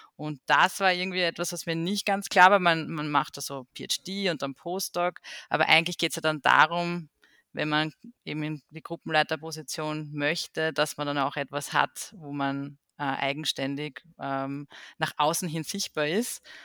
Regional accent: Austria; bei uns in Österreich

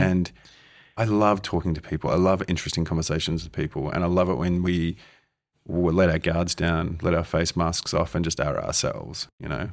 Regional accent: Australia; growing up in Australia at fourteen years old

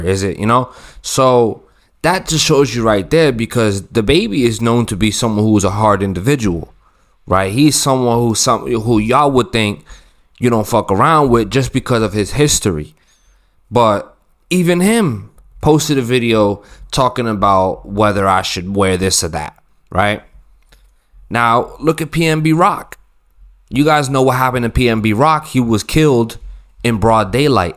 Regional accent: Massachusetts, United States; I'm from Massachusetts, y'all. I'm from the East Coast

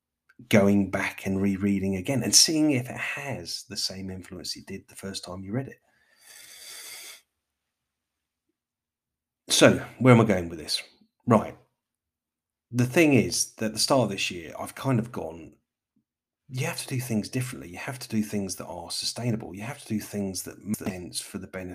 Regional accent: London, United Kingdom; as a Londoner

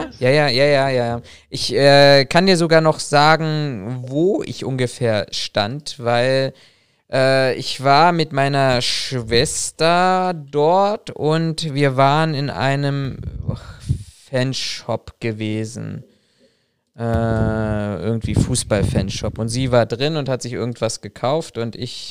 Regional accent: Germany; wir Deutschen

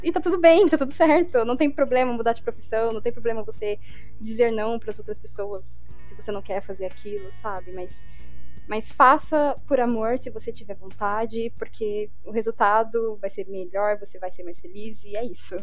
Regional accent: Brazil; moved away

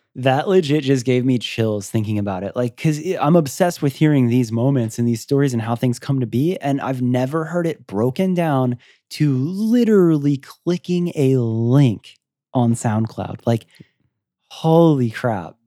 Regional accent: Florida, United States; I'm from Florida.

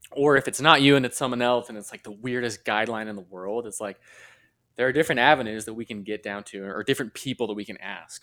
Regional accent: Utah, United States; born and raised in Utah, same with my wife.

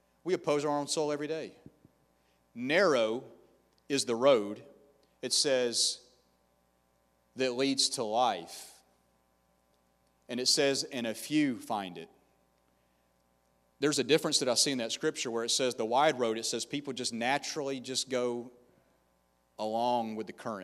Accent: the South, United States; now in Tampa, United States; I'm from the South

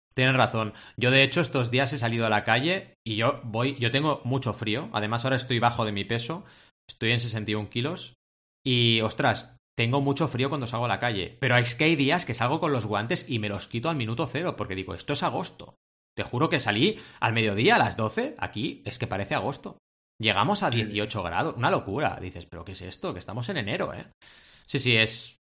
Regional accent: Barcelona, Catalonia, Spain; also born or lived in Mar del Plata, Argentina; A los ocho años, cuando yo era pequeñito, como dice Adrià cuando habla de su infancia, mis padres viajaron desde Mar del Plata, Argentina, a Barcelona, España

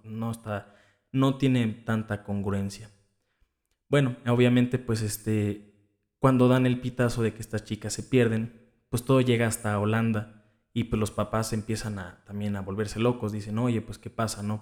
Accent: Cuernavaca, Morelos, Mexico; de donde yo soy, y que es aquí en Cuernavaca, Morelos

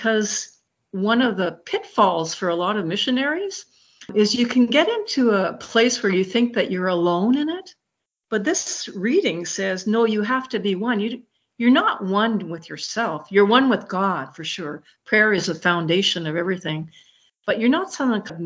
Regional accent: Montreal, Quebec, Canada; moved away; also born or lived in Muskegon, Michigan; I'm from Montreal

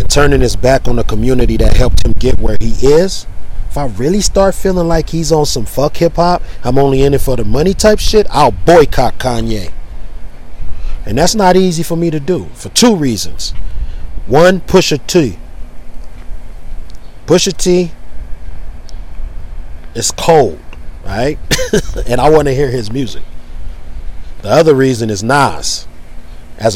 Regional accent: California, United States; I'm from Cali

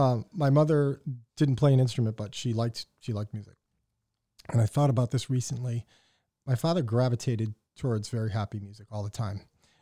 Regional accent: Windsor, Connecticut, United States; So I grew up in Windsor, Connecticut.

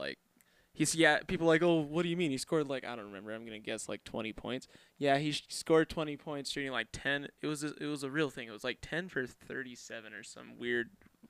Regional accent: Utah, United States; we're from Utah

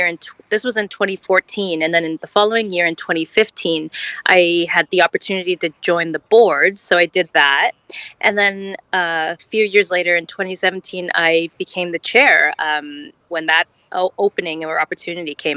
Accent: Ottawa, Ontario, Canada; I'm born and bred in Ottawa

